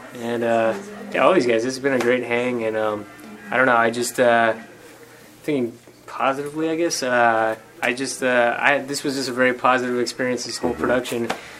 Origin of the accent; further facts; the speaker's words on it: Southern California, United States; I'm a Southern California native as well. I've been living in Long Beach for a while now as well.